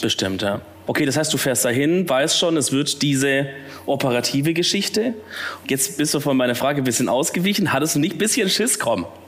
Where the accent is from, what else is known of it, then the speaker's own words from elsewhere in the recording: Swabia, Baden-Württemberg, Germany; accent: Swabian; now in Cologne, Germany; man kann es vielleicht ein bisschen hören, eigentlich ein Schwabe